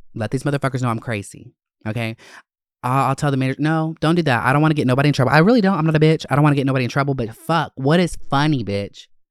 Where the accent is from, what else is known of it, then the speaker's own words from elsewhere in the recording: Winder, Georgia, United States; also born or lived in Gwinnett County, Georgia; I I grew up in Gwinnett and North Georgia areas, um, Winder